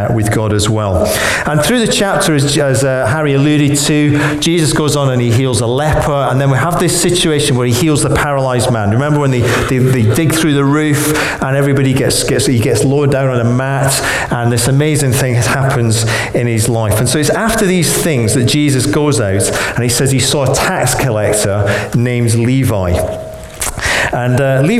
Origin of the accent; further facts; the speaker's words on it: Scotland, United Kingdom; now in Birmingham, United Kingdom; as a Scot